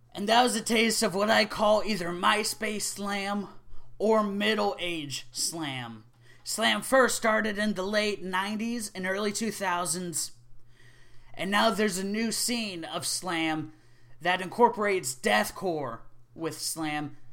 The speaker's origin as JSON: {"language": "English", "region": "Oklahoma", "country": "United States", "said": "Oklahoma, my home state"}